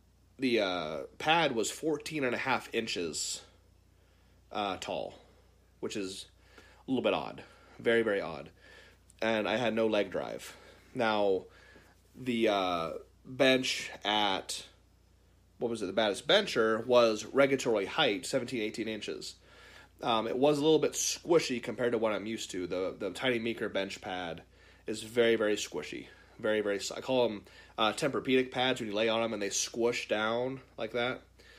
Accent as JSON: {"language": "English", "region": "Baja California", "country": "Mexico", "said": "If it's any consolation, I'm from Baja, California. I just live there for now."}